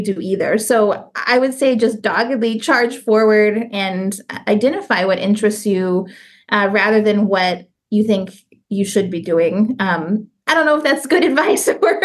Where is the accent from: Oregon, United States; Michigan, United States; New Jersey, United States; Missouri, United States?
Missouri, United States; St. Louis; moved away as an adult; also born or lived in Columbus, Ohio / Tallahassee, Florida / Arizona / Lowell, Massachusetts; now in Florida, United States; I grew up in St. Louis, Missouri